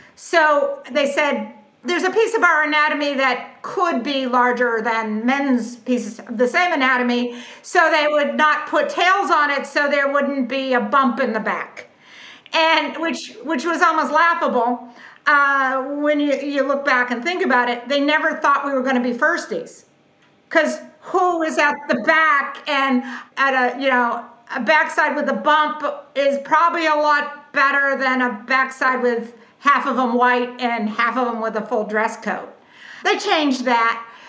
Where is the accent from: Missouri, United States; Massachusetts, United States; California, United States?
Massachusetts, United States; southeastern; now in Ponte Vedra, United States; I grew up in southeastern Massachusetts